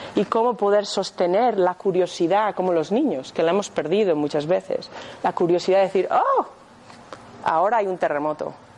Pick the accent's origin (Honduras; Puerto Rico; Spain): Spain; Madrid, Community of Madrid; moved away as an adult; now in Scotland, United Kingdom; nací aquí, en Madrid, pero llevo viviendo en Escocia 22 años